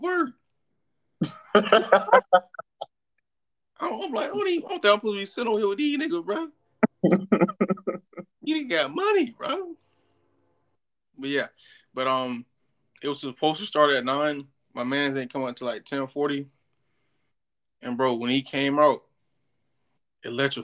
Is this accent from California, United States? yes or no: no; Georgia, United States; I'm from Georgia.